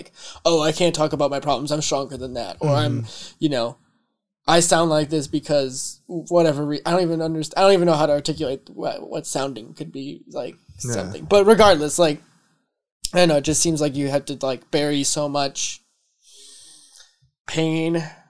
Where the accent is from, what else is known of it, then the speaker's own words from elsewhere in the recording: Georgia, United States; born there; I was born in Georgia, but I went somewhere else for school and yeah. I learned how to talk differently.